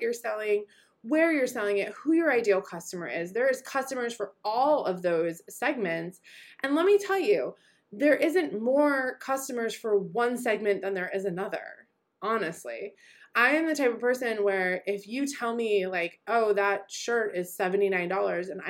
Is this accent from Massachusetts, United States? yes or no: yes; Boston, Massachusetts, United States; moved away; also born or lived in New York City; I am born and bred in Boston and lived in New York City for a long time